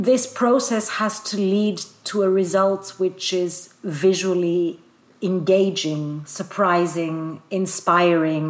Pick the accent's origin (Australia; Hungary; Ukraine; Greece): Greece; Athens, Attica; moved away as an adult; also born or lived in London; now in Brussels, Belgium; I was born in Athens, studied in London, and now live in Brussels.